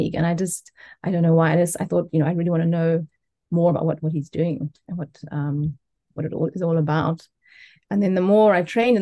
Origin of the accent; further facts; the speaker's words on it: South Africa; moved away as an adult; now in Japan; I'm a South African. I came to Japan 20